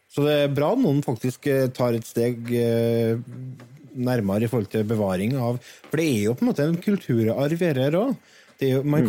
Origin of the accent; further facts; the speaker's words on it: Verdal, Trøndelag, Norway; jeg er fra Verdalen